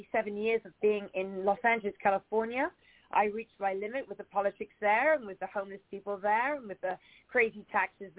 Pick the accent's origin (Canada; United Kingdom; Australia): United Kingdom; England; moved away as an adult; also born or lived in Spain; now in West Hollywood, United States; Born and raised in England, so I'm very English. Left England at 18 years old